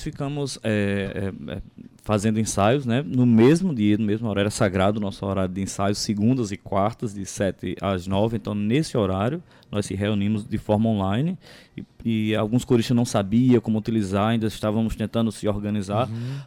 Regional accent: Conceição, Paraíba, Brazil; Eu sou natural de Conceição de Piancó

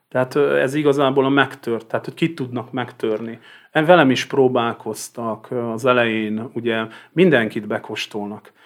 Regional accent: Vas, Hungary; én Vas megyei vagyok

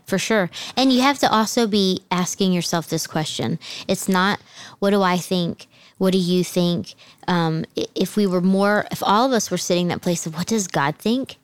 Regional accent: New Jersey, United States; also born or lived in Southern United States; Then my family moved to New Jersey. You guys know I'm from New Jersey

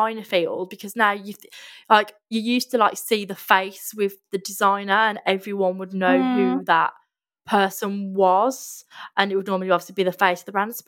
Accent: Midlands, United Kingdom; we're both from the Midlands

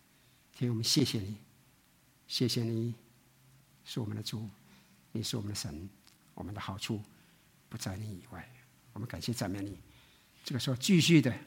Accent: Taiwan; 这我们从台湾来都很清楚的啊。

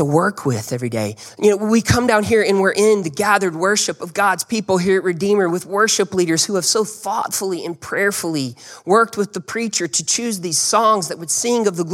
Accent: Birmingham, Alabama, United States; I was from Birmingham. I grew up in Birmingham.

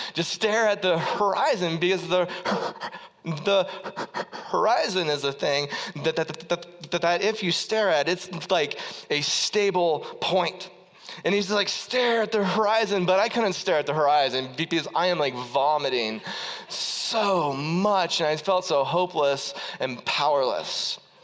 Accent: Ohio, United States; I was from Ohio

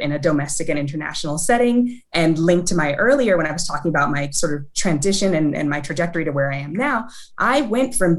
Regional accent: Los Angeles, California, United States; the experiences that I've had growing up in South Central Los Angeles

